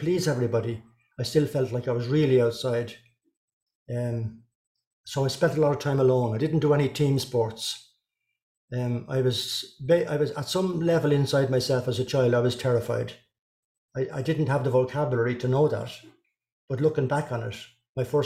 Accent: North County Dublin, Leinster, Ireland; So I was born in North County Dublin.

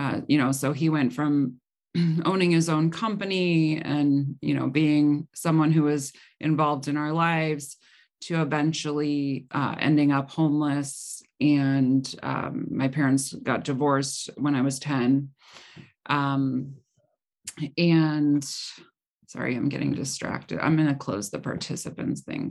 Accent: Cleveland, Ohio, United States; also born or lived in Medina County, Ohio; I grew up in the Cleveland, Ohio area

